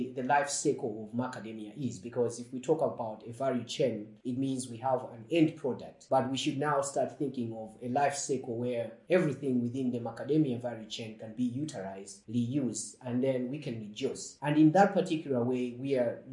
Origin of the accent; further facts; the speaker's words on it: Malawi; moved away; growing up in Malawi and also visiting my grandparents on an annual basis